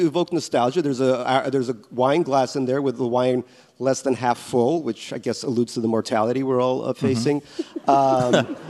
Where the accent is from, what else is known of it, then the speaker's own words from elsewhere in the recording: Ellenville, New York, United States; English is a second language; when I was growing up in America, I didn't speak English real good. But we had, and kids always bullied me for being a Soviet kid.